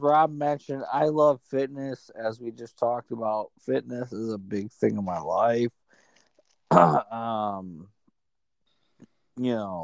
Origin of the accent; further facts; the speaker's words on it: Illinois, United States; moved away as an adult; also born or lived in Germany / Spokane / California; now in Wisconsin, United States; I'm from Illinois too, but live in Wisconsin now.